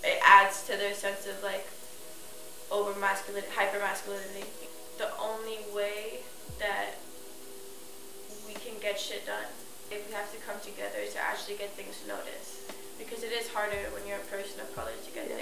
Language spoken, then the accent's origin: English; New York City, New York, United States; also born or lived in East Harlem; I grew up in Chelsea